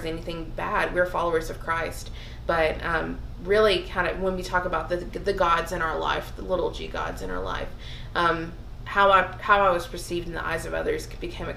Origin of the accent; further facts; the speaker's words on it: the South, United States; growing up in the South